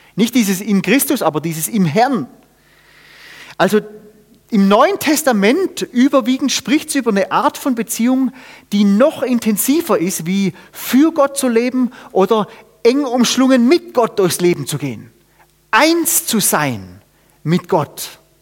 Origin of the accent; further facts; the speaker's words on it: Germany; ich bin Deutscher